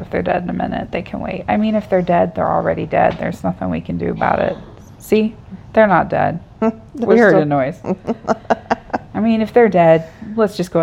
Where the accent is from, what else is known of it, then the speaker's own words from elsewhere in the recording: Florida, United States; now in Indiana, United States; I grew up in Florida